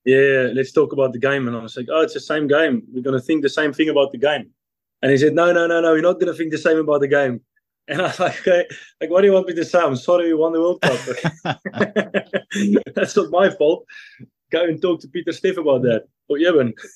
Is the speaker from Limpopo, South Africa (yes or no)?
yes; Modimolle, Limpopo, South Africa; moved away as an adult; now in Lyon, France; I'm a guy from Nelstrom in South Africa, a small town